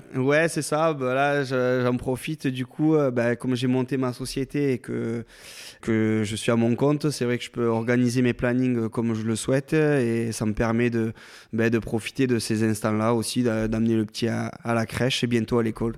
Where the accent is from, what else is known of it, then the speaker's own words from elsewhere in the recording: Cuzorn, Nouvelle-Aquitaine, France; moved away as an adult; also born or lived in Villeneuve-sur-Lot / Agen / Toulouse; je suis né à Villeneuve-sur-Lot, mhm. euh, qui est pas très loin d'Agen, et je suis originaire du Fumelois. D'accord. Donc j'habitais un petit village qui s'appelle Cusorne